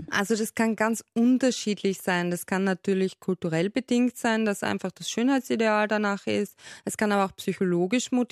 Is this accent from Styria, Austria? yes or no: yes; Styria, Austria; Also ich bin auch aus der Steiermark